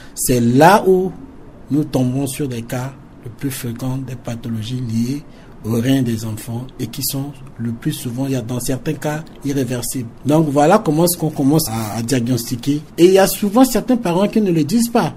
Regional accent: Central African Republic; chez nous, en Centrafrique

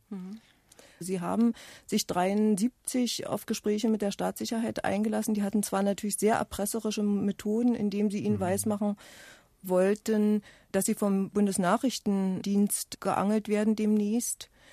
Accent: eastern Germany, Germany; ich komme auch ähm, aus dem Osten Deutschlands

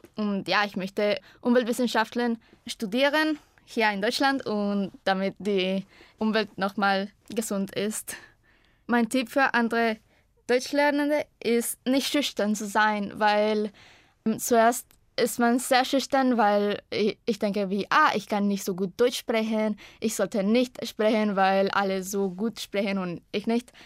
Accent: Costa Rica; German is a second language; ich komme aus Costa Rica und ich bin 2001 geboren

